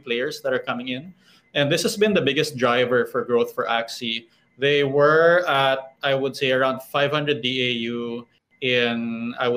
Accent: Philippines; here in my home country, in the Philippines

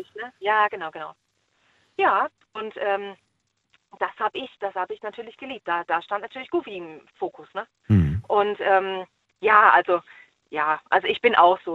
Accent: Baden-Württemberg, Germany; now in Schleswig-Holstein, Germany; ich komme ja ursprünglich aus Baden-Württemberg

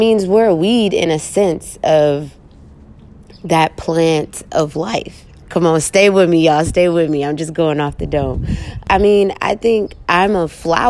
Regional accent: Oakland, California, United States; growing up in East Oakland

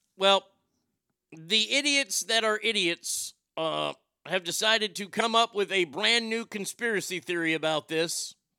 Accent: Texas, United States; I grew up here in Texas

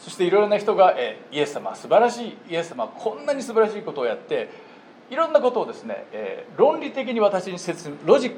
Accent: Japan; moved away as an adult; now in United States; 私は61年前日本で生まれ育ちました無神論者エイティエストとしてずっと育ちました18歳の時にアメリカに大学に学ぶために来ました

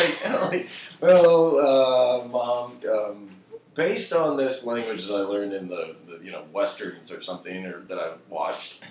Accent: Rensselaer and DeMotte, Indiana, United States; also born or lived in Arkansas; now in Austin, United States; I grew up near a town in between two towns called Rensselaer and DeMont, Indiana

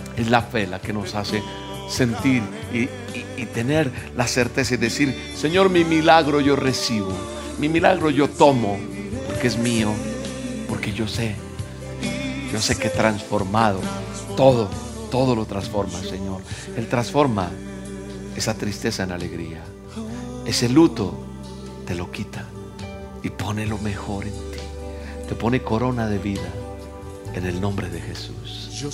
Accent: Colombia; Yo soy colombiano

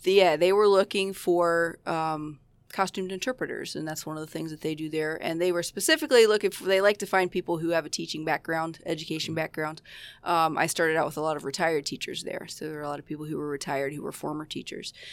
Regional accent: Roseville, Ohio, United States; moved away as an adult; now in Aurora, United States; I grew up in Ohio. I grew up in a little town called Roseville. It's in southeast Ohio

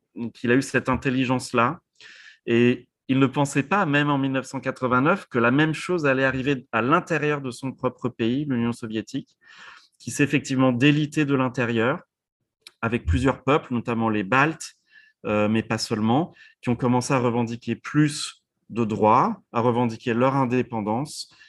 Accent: France; moved away as an adult; now in United States; en tant que Français ou maintenant vivant aux États-Unis depuis 16 ans

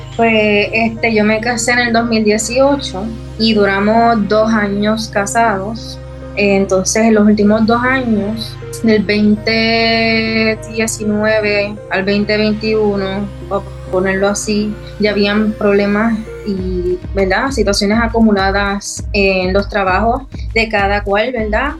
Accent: Puerto Rico; moved away as an adult; Es mi tierra, mi patria y yo amo Puerto Rico.

